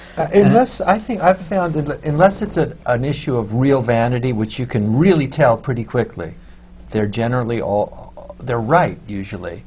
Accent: Los Angeles, California, United States; moved away; I came from from Los Angeles

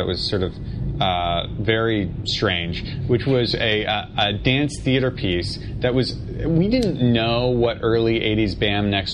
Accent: New York City, New York, United States; I grew up in Manhattan

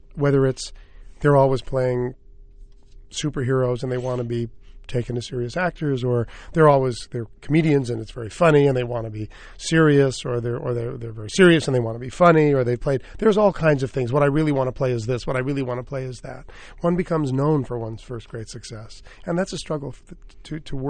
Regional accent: New York, United States; I was raised in New York in the theater

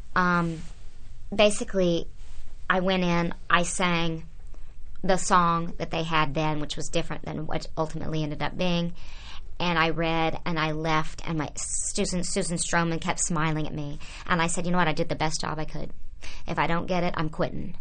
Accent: Oklahoma, United States; moved away; I was a kid growing up in Oklahoma

